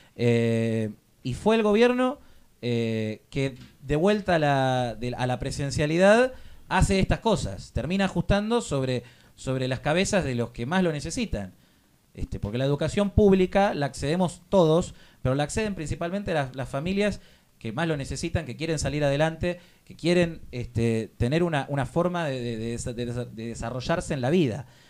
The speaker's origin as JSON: {"language": "Spanish", "country": "Argentina", "said": "como argentino"}